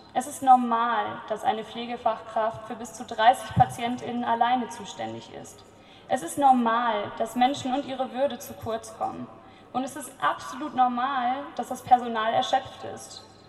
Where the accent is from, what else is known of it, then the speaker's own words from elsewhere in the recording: Cologne, North Rhine-Westphalia, Germany; ich komme aus Köln